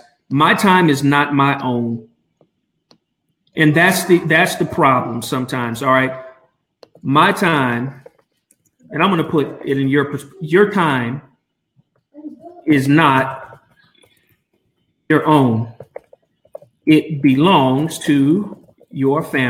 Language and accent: English; Albuquerque, New Mexico, United States; from Albuquerque, my hometown